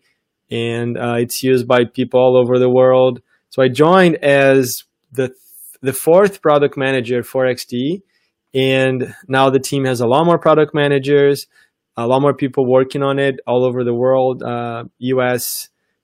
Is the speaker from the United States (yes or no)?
no; Brazil; moved away as an adult; I'm from Brazil originally. And before that, I did high school in Brazil.